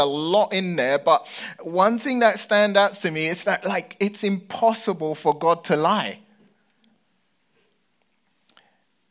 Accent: United Kingdom; accent: British; moved away as an adult; now in United States; my Britishness

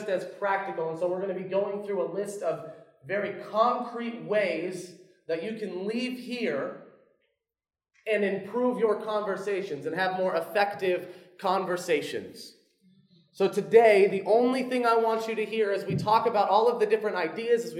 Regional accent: Orlando, Florida, United States; now in South Carolina, United States; I'm from Orlando, but I live in South Carolina

